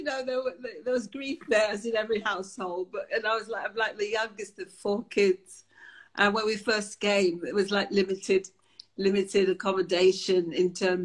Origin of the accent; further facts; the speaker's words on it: London, United Kingdom; also born or lived in Jamaica / Willesden / Shepherd's Bush; I was brought up in the family home in Wembley, opposite Wembley Stadium.